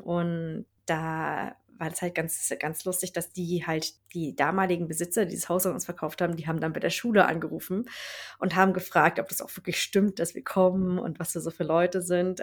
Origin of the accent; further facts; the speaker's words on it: Berlin, Germany; moved away as an adult; now in Lapland, Sweden; ich komme halt aus, äh, aus Berlin und da bin ich ja immer viele Menschen um mich herum gewohnt gewesen